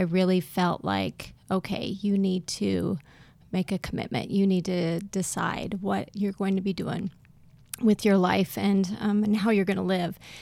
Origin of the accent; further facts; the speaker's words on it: South Dakota, United States; now in East Texas, United States; I'm originally from up north, uh, South Dakota originally